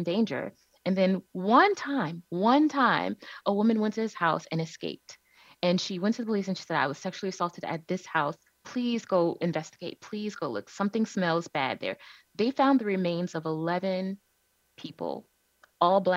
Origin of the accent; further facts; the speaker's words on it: Cleveland, Ohio, United States; I'm originally from Cleveland, Ohio. That's where I was born and raised